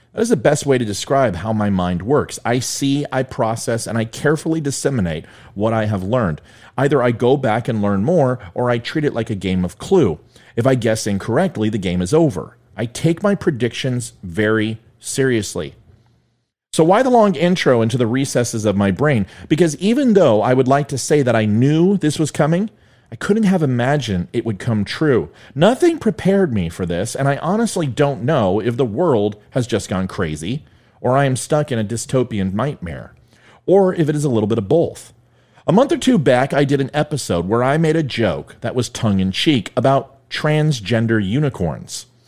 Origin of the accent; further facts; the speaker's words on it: Jefferson County, Colorado, United States; moved away; This is my hometown. My hockey team is there. I lived in Jeffco.